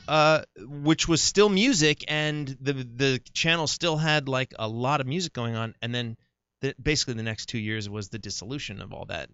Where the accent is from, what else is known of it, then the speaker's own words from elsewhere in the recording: California, United States; moved away as an adult; also born or lived in New Jersey; I grew up in California